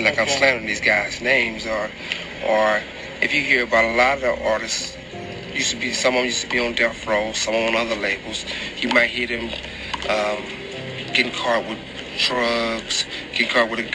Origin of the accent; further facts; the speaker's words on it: Compton, California, United States; I'm from Compton.